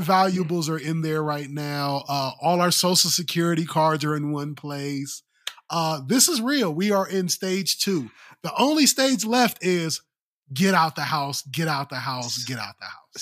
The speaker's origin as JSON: {"language": "English", "region": "Ohio", "country": "United States", "tie": "born or raised there", "moved": "yes", "said": "I was born and raised in Ohio"}